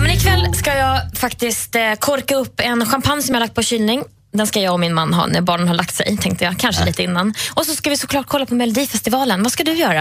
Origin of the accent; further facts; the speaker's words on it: Värmland, Sweden; Jag är från Värmland